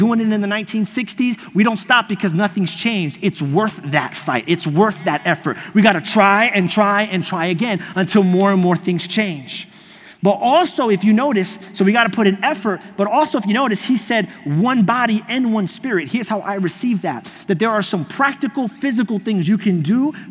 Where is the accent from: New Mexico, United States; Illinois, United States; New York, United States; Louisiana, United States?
New York, United States; accent: New York; moved away as an adult; now in Florida, United States; I grew up in New York my whole life